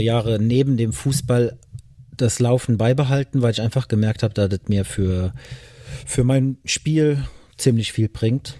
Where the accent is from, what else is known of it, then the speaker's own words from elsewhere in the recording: Ediger-Eller, Rhineland-Palatinate, Germany; now in Bengel, Germany; an der Mosel bin ich aufgewachsen, in Ediger Eller